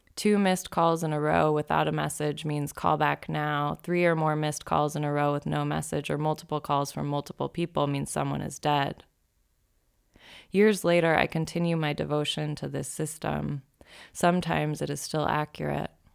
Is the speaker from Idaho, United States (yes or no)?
yes; Boise, Idaho, United States; moved away as an adult; also born or lived in Eugene, Oregon / Seattle; I moved to Seattle from Boise in July of two thousand ten, a couple months after I finished college